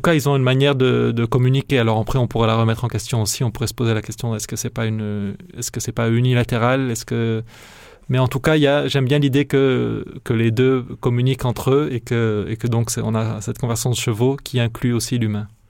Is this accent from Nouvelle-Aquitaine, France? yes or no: no; Narbonne, Occitania, France; moved away; où j'ai grandi, donc qui est à Narbonne